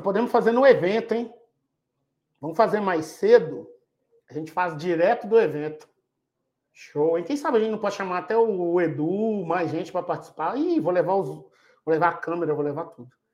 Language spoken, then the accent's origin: Portuguese; Minas Gerais, Brazil; now in Jundiaí, Brazil; eu sou de Minas, mas eu moro em Jundiaí